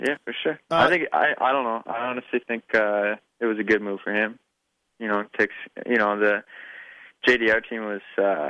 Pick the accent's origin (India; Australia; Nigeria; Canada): Canada; Swift Current, Saskatchewan; Swift Current.